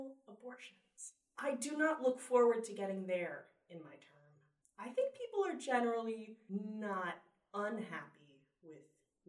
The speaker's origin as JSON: {"language": "English", "town": "Pikesville", "region": "Maryland", "country": "United States", "also_born_or_lived": "Baltimore", "moved": "yes", "lives_now": "New York, United States", "said": "From Pikesville, Maryland, home of many, many, many fellow Jewish people."}